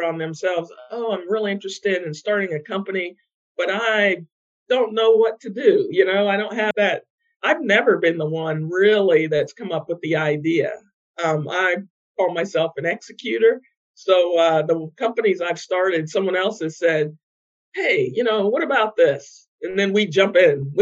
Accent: Ohio, United States; moved away as an adult; now in North Carolina, United States; I grew up in Ohio, in the Midwest, actually, around a lot of farms

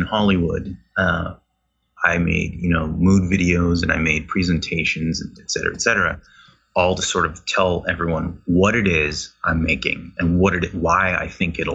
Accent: Canada; because I'm Canadian

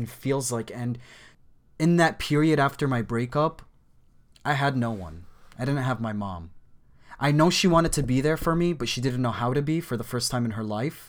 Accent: United States; I grew up in America. I grew up here. We immigrated here when I was 5 years old

